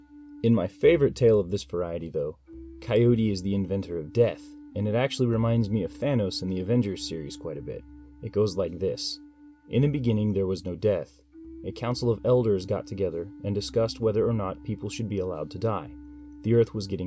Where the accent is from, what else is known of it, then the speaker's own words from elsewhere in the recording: United States; as an American